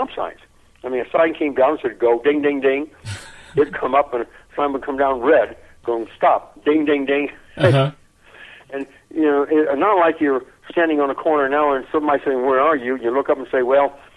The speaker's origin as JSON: {"language": "English", "town": "Memphis", "region": "Tennessee", "country": "United States", "tie": "born or raised there", "also_born_or_lived": "San Antonio, Texas", "said": "we moved from San Antonio, where there was no work, and where I was born, to Memphis, Tennessee"}